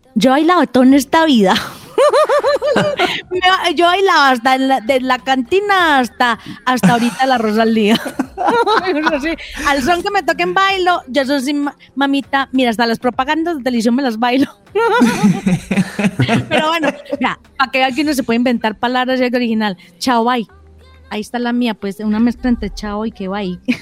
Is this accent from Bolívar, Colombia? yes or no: no; Antioquia, Colombia; yo que soy bien paisa